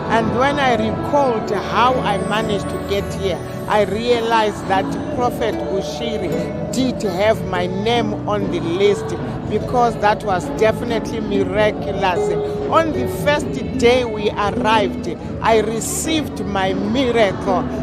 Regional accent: Zimbabwe; also born or lived in Harare; I'm from Zimbabwe.

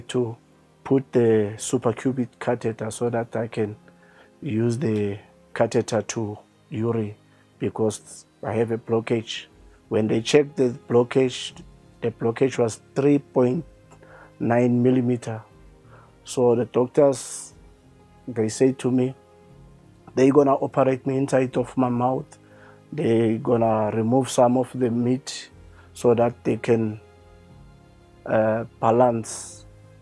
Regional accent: Mpumalanga, South Africa; I'm from Mpumalanga, Oorgies.

